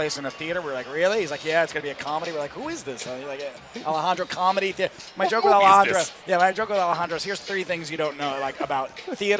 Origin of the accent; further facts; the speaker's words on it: New York City, New York, United States; also born or lived in Bronx; I was born in Washington Heights, New York City, which is about, a half-hour walk from Yankee Stadium.